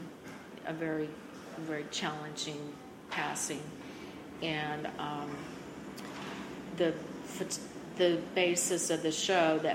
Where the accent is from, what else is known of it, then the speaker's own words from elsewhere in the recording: North Carolina, United States; I grew up in North Carolina with a family that both families came from farming families